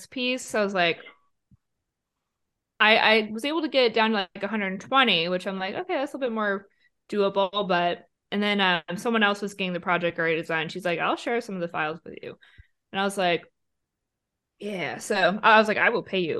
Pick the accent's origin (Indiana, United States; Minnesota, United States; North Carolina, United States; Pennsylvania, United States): Minnesota, United States; I'm from Minnesota and I grew up in a town of 800 people in a huge farming community.